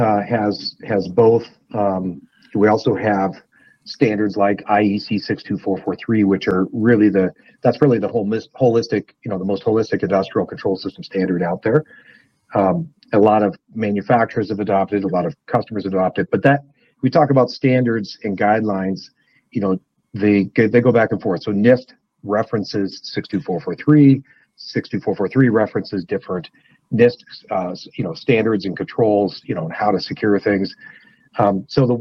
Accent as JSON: {"language": "English", "area": "north of Spokane", "region": "Washington", "country": "United States", "tie": "born or raised there", "moved": "yes", "lives_now": "Idaho, United States", "said": "I grew up in the Northwest, north of Spokane, Washington."}